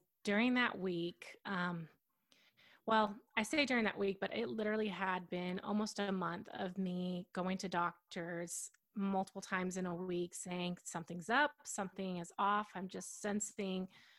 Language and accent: English; Allen, Texas, United States; I grew up in Texas my whole life in a little, well, it's a small town, Allen, Texas